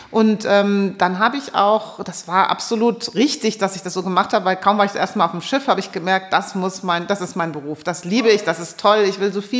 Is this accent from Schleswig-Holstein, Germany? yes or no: no; Hesse, Germany; wie komme ich äh, als Hessin, wie komme ich da raus und fahre um die Meere?